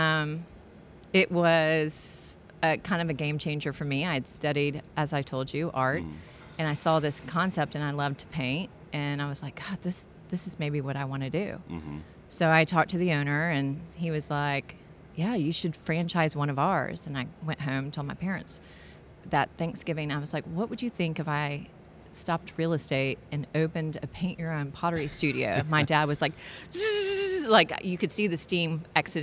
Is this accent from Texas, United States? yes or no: yes; Houston, Texas, United States; also born or lived in Atlanta; I had moved back to my hometown of Houston, Texas